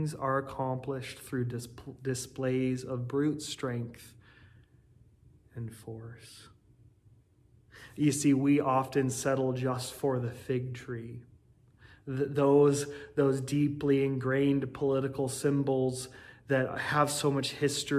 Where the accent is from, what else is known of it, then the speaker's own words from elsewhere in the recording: United States; as an American people